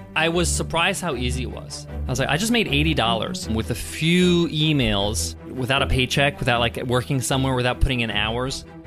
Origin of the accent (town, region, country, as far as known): Long Island, New York, United States; born or raised there